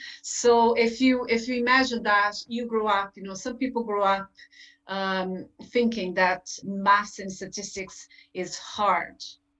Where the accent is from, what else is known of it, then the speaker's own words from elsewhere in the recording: Brazil; English is a second language; moved away as an adult; now in Ireland; I'm originally from Brazil. I had a career as a teacher back in my country. Then when I moved to Ireland, I got a degree in psychology at UCC.